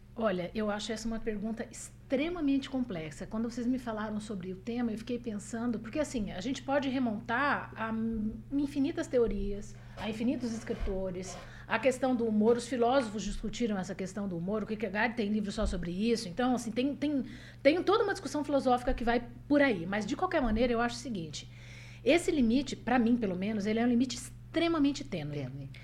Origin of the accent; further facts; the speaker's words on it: Paraná, Brazil; also born or lived in Presidente Prudente, São Paulo; eu nasci em Presidente Prudente, no estado de São Paulo, mas eu vim para o Paraná com quatro anos